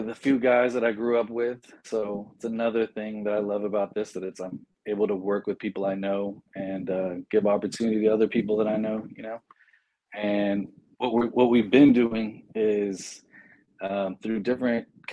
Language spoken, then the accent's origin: English; San Antonio, Texas, United States; I'm from San Antonio